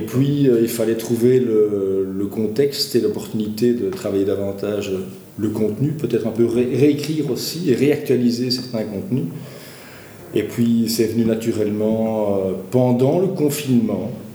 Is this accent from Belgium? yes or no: yes; Walloon Brabant, Wallonia, Belgium; also born or lived in Brussels; je suis bruxellois euh, d'origine, c'est vrai que mon vécu, en tout cas, c'est plus le vécu d'un petit bourgeois du Brabant wallon, puisqu'en fait, mm-hmm. mes parents se sont, expatriés en, périphérie